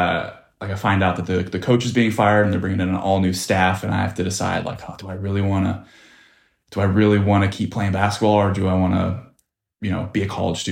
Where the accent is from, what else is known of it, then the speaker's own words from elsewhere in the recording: Dana Point, California, United States; I grew up in Dana Point, California, which is in southern Orange County